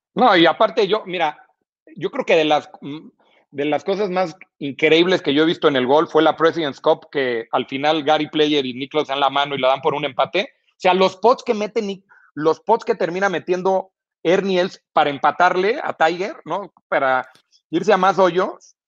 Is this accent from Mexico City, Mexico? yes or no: yes; Mexico City, Mexico; yo yo soy chilango